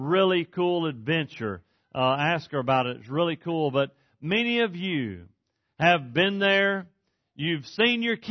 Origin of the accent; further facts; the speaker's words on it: East Texas, United States; moved away as an adult